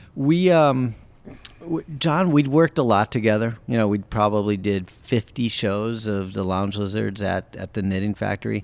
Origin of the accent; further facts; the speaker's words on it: Wisconsin, United States; moved away; we grew up in Wisconsin together